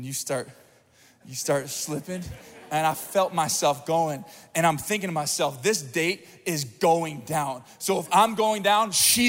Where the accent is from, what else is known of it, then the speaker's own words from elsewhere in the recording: Springfield, Missouri, United States; I'm from Springfield, Missouri, not a lot to do there